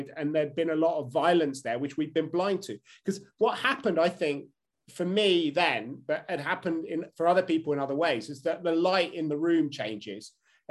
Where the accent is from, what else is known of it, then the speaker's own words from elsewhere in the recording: Brussels, Brussels-Capital Region, Belgium; now in United Kingdom; Where I grew up, when I grew up in Brussels